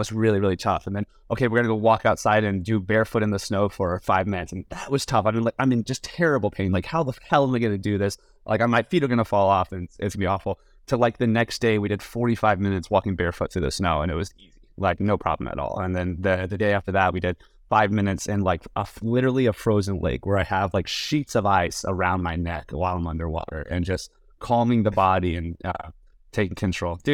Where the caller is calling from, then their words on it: San Francisco, California, United States; And I'm currently in San Francisco, but I'm a little tired.